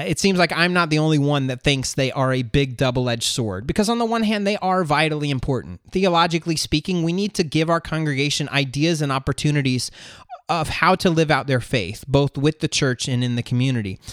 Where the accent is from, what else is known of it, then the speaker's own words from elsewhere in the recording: Florida, United States; moved away as an adult; now in North Georgia, United States; We're moving from North Georgia back home to Florida to be closer to family.